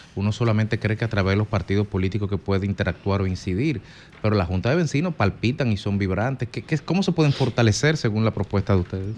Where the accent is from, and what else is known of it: Dominican Republic